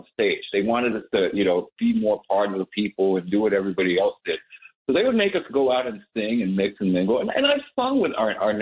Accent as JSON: {"language": "English", "country": "Philippines", "tie": "born or raised there", "moved": "yes", "lives_now": "Queens, United States", "said": "I grew up in the Philippines"}